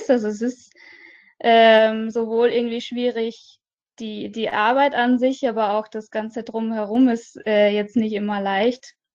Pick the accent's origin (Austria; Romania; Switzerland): Austria; now in Düsseldorf, Germany; Ich komme ursprünglich aus Österreich, halb Österreich. Also meine Mutter ist Österreicherin, mein Vater ist Isländer.